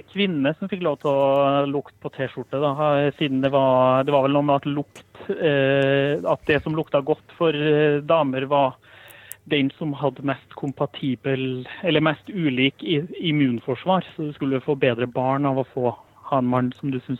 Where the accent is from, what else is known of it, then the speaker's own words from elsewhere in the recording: Trondheim, Trøndelag, Norway; now in Østfold, Norway; Eh, det er jo en litt sånn bakgrunnshistorie om at jeg flytta til Østfold fra Trondheim.